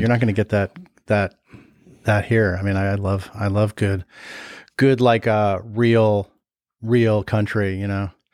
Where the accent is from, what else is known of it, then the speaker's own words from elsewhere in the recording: Los Angeles, California, United States; I grew up in the Valley in L